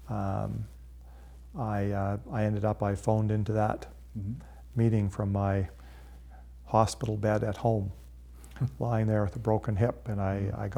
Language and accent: English; Calgary, Alberta, Canada; and then he found out I was from Calgary.